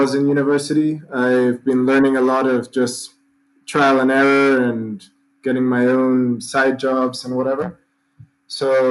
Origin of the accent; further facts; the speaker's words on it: Mendoza, Argentina; I'm from Mendoza. It's the capital of wine here.